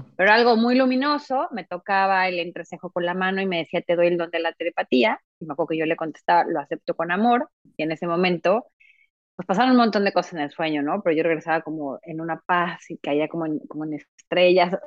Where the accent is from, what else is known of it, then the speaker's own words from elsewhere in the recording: Mexico; moved away as an adult; also born or lived in Mexico City, Mexico; now in Montreal, Canada; yo vivía en Ciudad de México, yo soy mexicana, obviamente, y después, después de, pues, no sé, más o menos a los 23, 24, me vengo a vivir a Montreal.